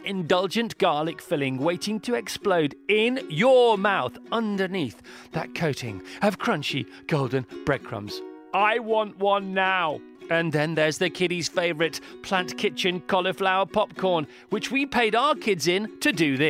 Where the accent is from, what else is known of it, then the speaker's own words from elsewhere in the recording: Warrington, North West England, United Kingdom; And we're all from Warrington. It's quite bizarre.